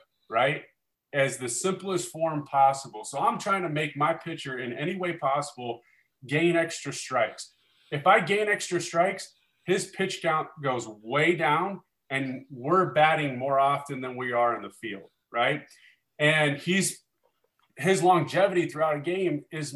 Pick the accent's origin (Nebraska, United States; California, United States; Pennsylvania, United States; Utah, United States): Nebraska, United States; Omaha; growing up in Omaha, Nebraska, which is where I'm from, which I live here today